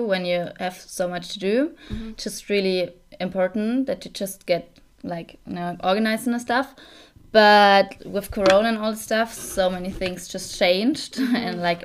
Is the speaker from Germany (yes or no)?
yes; Saarland, Germany; also born or lived in Mainz; now in Munich, Germany; I'm actually from Saarland, like the really smallest part of Germany.